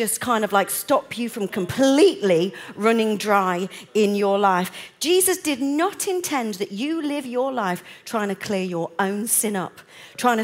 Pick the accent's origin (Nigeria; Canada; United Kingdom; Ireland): United Kingdom; I'm British